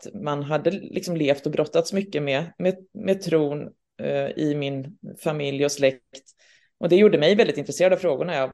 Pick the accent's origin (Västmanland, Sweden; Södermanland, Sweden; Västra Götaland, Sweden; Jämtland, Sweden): Jämtland, Sweden; Östersund; also born or lived in Gothenburg; now in Stockholm, Sweden; Jag kommer från Östersund och Göteborg så att eh, jag känner mig liksom, ja nu har jag ju bott i Stockholm